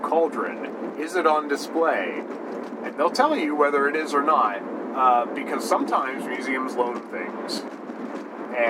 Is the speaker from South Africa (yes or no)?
no; Midwest, United States; We're from the Midwest